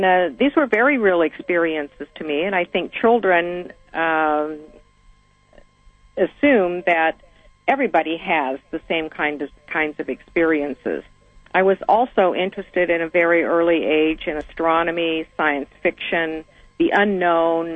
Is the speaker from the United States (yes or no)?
yes; Seattle, Washington, United States; I grew up in Seattle, almost as an only child